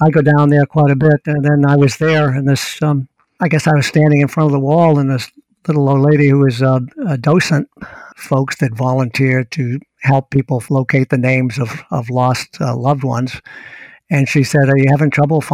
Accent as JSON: {"language": "English", "town": "Hull", "region": "Massachusetts", "country": "United States", "tie": "born or raised there", "moved": "yes", "said": "Hull, my hometown"}